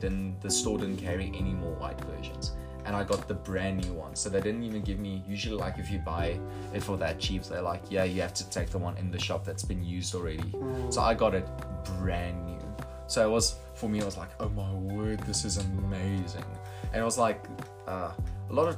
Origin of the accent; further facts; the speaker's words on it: Potchefstroom, North West, South Africa; I'm from Poch